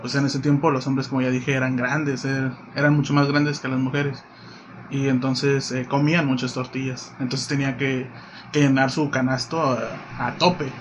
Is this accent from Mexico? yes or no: yes; Domingo Arenas, Puebla, Mexico; now in Cabo San Lucas, Mexico; soy originario de Puebla, específicamente de un municipio, de un municipio llamado Domingo Arenas